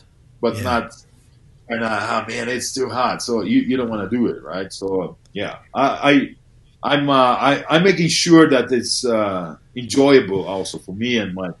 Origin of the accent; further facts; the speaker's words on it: Canada; You asked me about NFL as a Canadian.